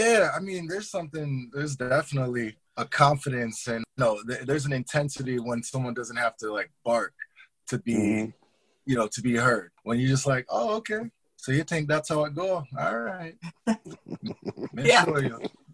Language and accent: English; Long Island, New York, United States; my family's Jamaican. Mom and dad from Jamaica, and I'm coming from Long Island, New York